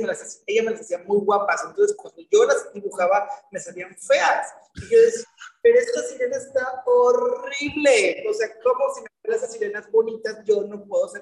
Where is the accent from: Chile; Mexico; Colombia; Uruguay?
Mexico; Veracruz; Soy de aquí, del puerto de Veracruz, nacido aquí radicado, radicando aquí